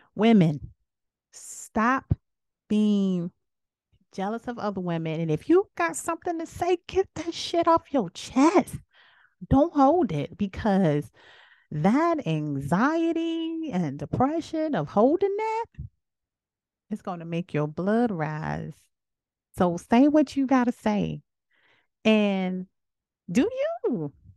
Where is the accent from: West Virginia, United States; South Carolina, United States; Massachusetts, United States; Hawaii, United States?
South Carolina, United States; I am from South Carolina.